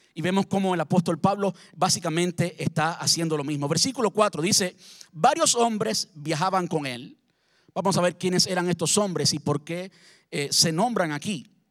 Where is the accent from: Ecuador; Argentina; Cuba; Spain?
Cuba; now in Brandon, United States; como buen cubano